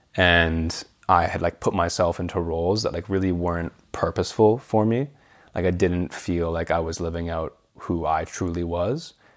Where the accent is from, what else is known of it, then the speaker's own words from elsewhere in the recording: Vancouver, British Columbia, Canada; moved away as an adult; also born or lived in Copenhagen; growing up in Canada